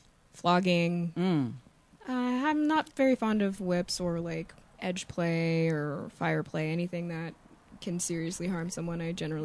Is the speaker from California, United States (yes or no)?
yes; Los Angeles, California, United States; I'm from Los Angeles.